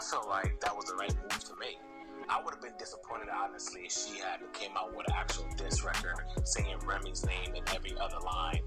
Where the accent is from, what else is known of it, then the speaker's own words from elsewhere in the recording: New York City, New York, United States; I'm a Brooklyn nigga